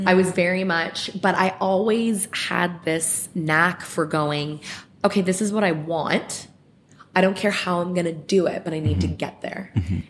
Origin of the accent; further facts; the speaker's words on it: Mississauga, Ontario, Canada; I grew up in Clarkson. I was born at the Trillium in Mississauga